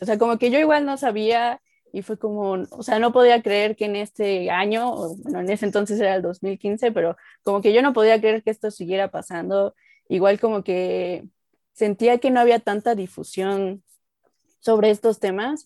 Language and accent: Spanish; Mexico; soy mexicana, estoy vivo aquí en la Ciudad de México, en México